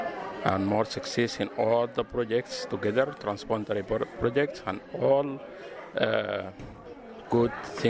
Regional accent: Sudan; I am from Sudan.

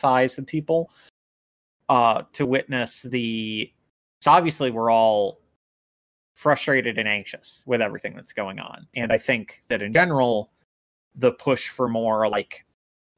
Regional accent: United States; as an American

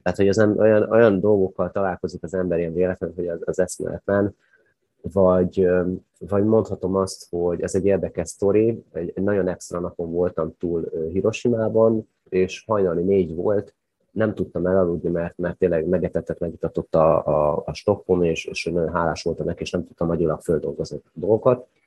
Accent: Hungary; nálunk a szocializmusban nagyon nagy volt a kultúrája a sátrazásnak, kempingezésnek, stokkolásnak

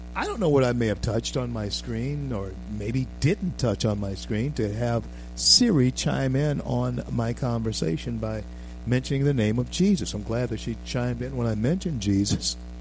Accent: Louisiana, United States; I'm from Louisiana.

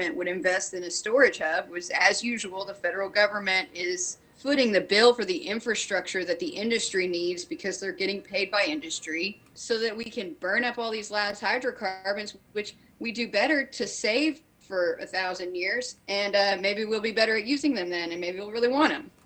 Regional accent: Kentucky, United States; I'm born and raised in Kentucky, you know, kind of the gateway to the Appalachian

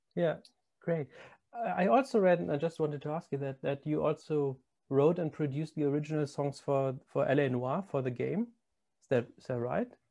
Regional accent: Germany; moved away; I'm not a born born Londoner too. I'm I'm from Germany

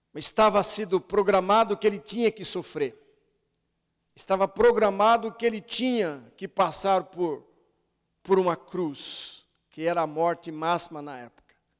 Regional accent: Brazil; sou brasileiro

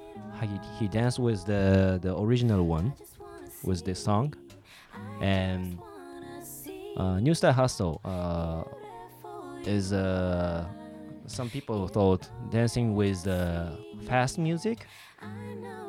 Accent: Tokyo, Japan; also born or lived in San Francisco; I was born in San Francisco and then I raised up in Tokyo

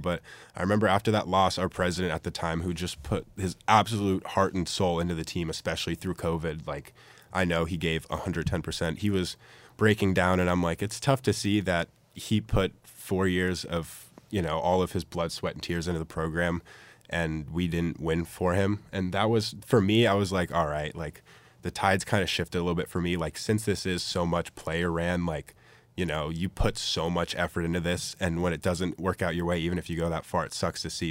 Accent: San Francisco area, California, United States; moved away as an adult; now in Eugene, United States; I'm from the San Francisco area, about twenty miles south

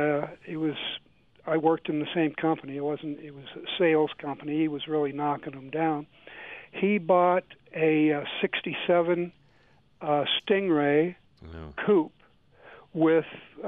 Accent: Iowa, United States; now in Longmont, United States; I grew up in Iowa

